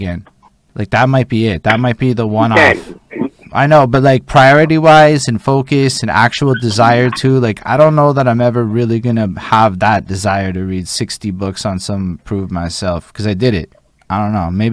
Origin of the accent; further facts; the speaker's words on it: Montreal, Quebec, Canada; I come from Montreal.